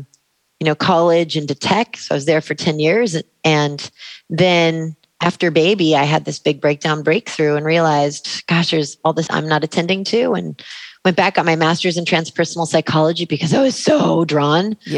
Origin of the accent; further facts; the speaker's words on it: Sacramento, California, United States; I grew up in Sacramento